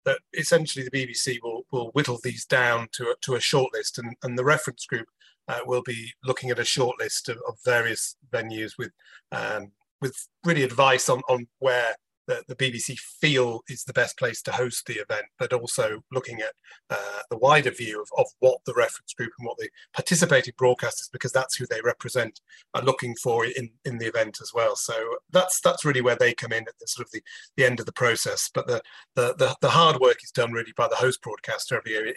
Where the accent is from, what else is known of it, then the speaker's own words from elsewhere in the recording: United Kingdom; I'm British